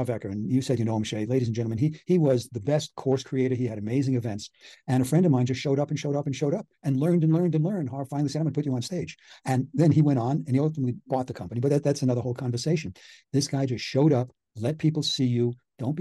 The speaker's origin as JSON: {"language": "English", "area": "Long Island", "region": "New York", "country": "United States", "tie": "born or raised there", "said": "where I grew up on Long Island, New York"}